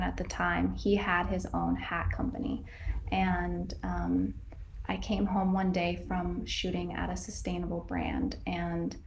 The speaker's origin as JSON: {"language": "English", "region": "Northern California", "country": "United States", "tie": "born or raised there"}